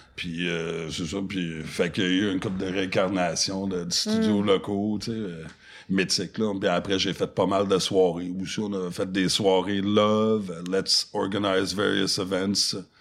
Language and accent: French; Montreal, Quebec, Canada; French is a second language; also born or lived in Toronto; j'ai grandi à Montréal, sur, en plein centre-ville, sur, sur la rue Sainte-Catherine, puis Peel